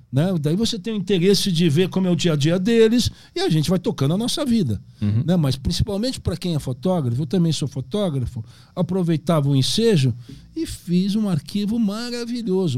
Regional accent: Brazil

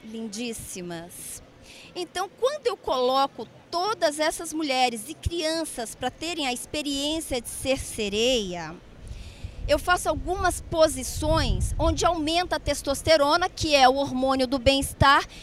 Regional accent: Cáceres, Mato Grosso, Brazil; born there; now in São Paulo, Brazil; É, Pantanal fica no Mato Grosso, a 300 quilômetros de Cuiabá. Eu nasci em Cáceres.

